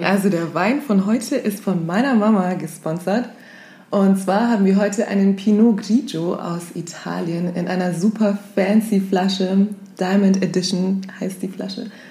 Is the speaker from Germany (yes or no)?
yes; Augsburg, Bavaria, Germany; wir sind aus Deutschland, kommen aus Augsburg